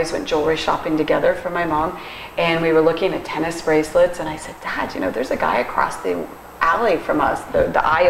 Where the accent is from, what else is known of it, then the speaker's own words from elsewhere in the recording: Fort Lauderdale, Florida, United States; I was born and raised in Fort Lauderdale, and I went to high school at St. Thomas